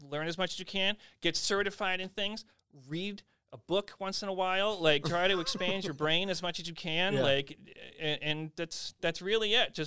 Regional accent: Carver, Massachusetts, United States; I grew up in Carver

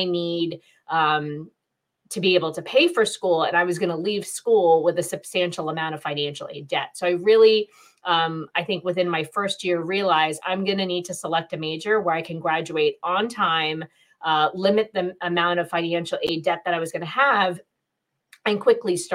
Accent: New Jersey, United States; I was born in New Jersey. My parents immigrated here from India. And so I'm a first generation American

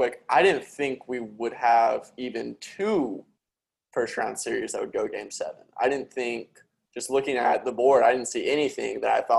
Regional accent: Dallas, Texas, United States; I grew up in Dallas.

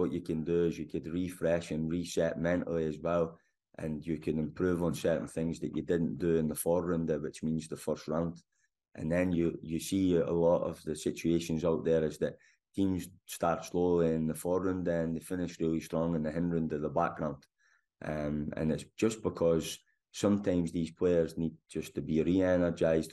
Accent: Scotland, United Kingdom; moved away; also born or lived in Germany; I'm Scottish in terms of DNA and my passport, but I'm not a guy that's worked in Scotland at all. So I've always been out in Germany

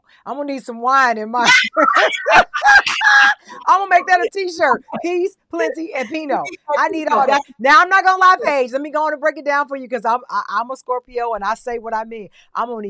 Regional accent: the South, United States; moved away; also born or lived in New York; I grew up in the South, so you already know the Bible Belt

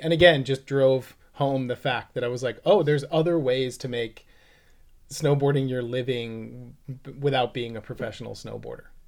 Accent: Bedford, New Hampshire, United States; moved away as an adult; now in Oregon, United States; I grew up on Christmas Tree Circle

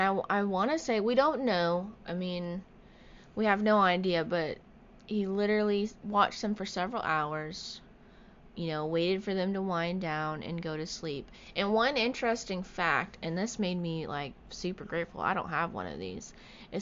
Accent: Florida, United States; I'm living and growing up in Florida, I have literally seen it all.

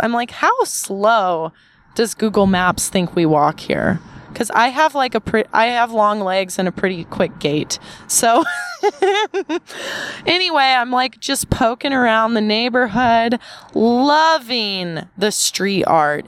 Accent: Southern California, United States; being from SoCal

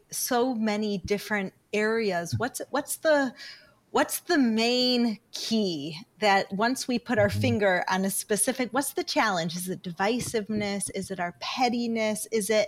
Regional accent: United States; moved away as an adult; now in Israel; I grew up in America, and I grew up on the saying, don't talk to strangers

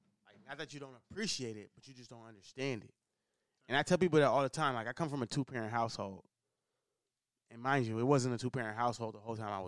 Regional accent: Oakland, California, United States; I'm from Oakland

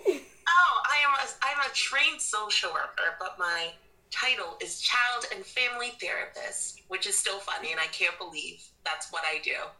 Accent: North Carolina, United States; also born or lived in Canada; I moved to North Carolina was uh, when I was in second grade

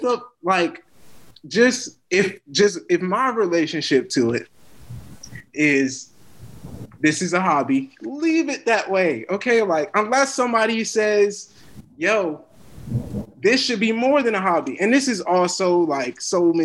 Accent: United States; I'm an American

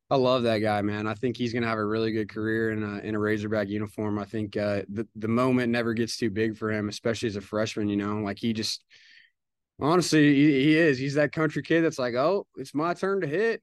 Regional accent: Oklahoma, United States; moved away as an adult; now in Fayetteville, United States; I'm from Oklahoma. We're a little different, a little different growing up and stuff.

